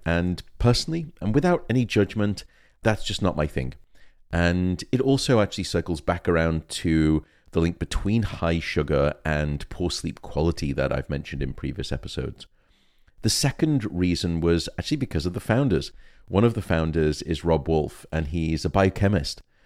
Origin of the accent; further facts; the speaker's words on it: United Kingdom; I'm unfortunately British